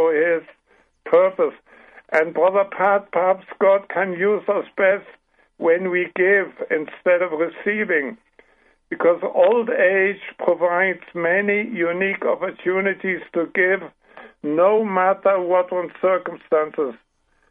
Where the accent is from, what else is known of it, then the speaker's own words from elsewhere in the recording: Paraguay; accent: German; English is a second language; now in United States; I was only half a year old when we traveled the ocean, and so I grew up in Paraguay